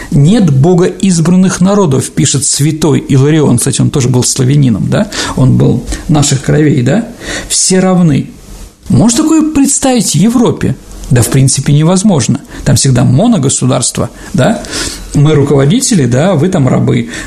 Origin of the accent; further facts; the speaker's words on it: Pereslavl-Zalessky, Yaroslavl Oblast, Russia; Я из Переславля. Все «О!» должны, да, кричать.